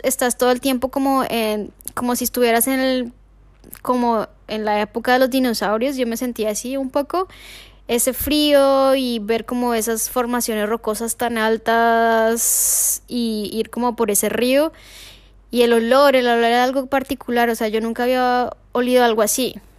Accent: Colombia; moved away; soy colombiana

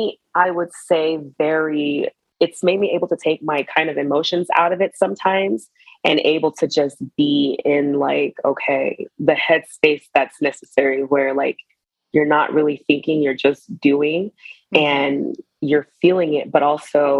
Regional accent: Atlanta, Georgia, United States; moved away as an adult; also born or lived in South Korea; now in Las Vegas, United States; I'm from Atlanta.

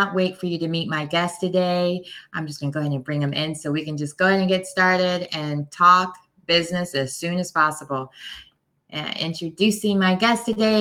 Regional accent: United States; being an American

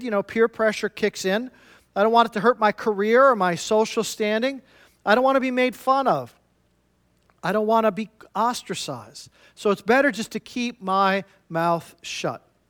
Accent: Midwest, United States; I'm from the Midwest myself

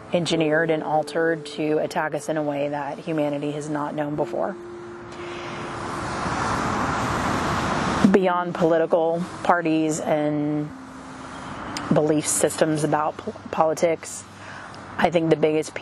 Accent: Texas, United States; Growing up in the South in Texas, I have survived many hurricanes.

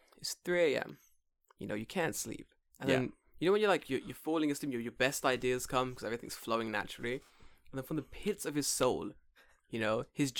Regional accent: United Kingdom; I'm like that with rain because I'm from Britain.

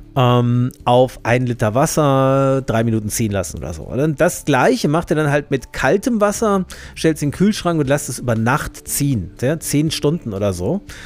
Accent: Germany; also born or lived in Marburg; hier bei uns in Deutschland

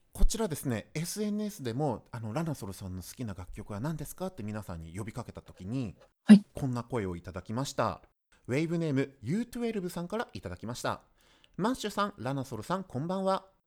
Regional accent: Gifu, Japan; 私、出身は岐阜県なんですけども

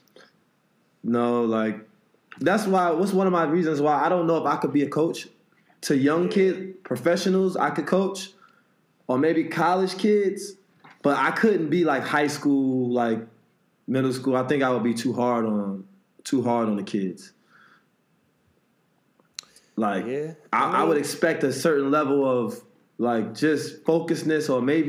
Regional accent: New Jersey, United States; I'm from New Jersey.

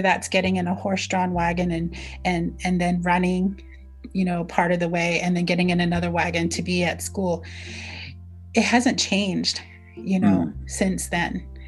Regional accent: Navajo Nation, United States; first language Navajo; English is a second language; So I just introduced myself in Navajo.

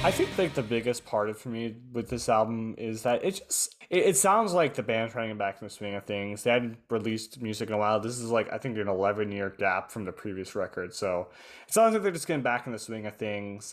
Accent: United States; I'm American

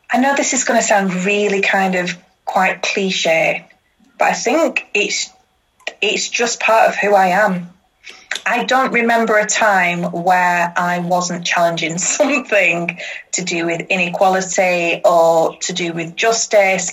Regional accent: Huddersfield, Yorkshire and the Humber, United Kingdom; I grew up um, I grew up in Huddersfield

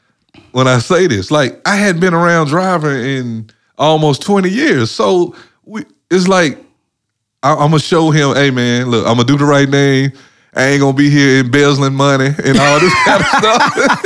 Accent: Mississippi, United States; I'm from Mississippi. Ain't no mountains.

